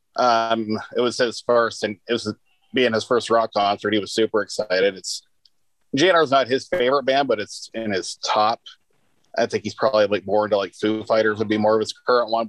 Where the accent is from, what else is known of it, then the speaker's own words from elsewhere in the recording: Youngstown, Ohio, United States; also born or lived in Hubbard, Ohio; I was born and raised in Youngstown. I live in Hubbard now, but Hubbard is all of five minutes outside of Youngstown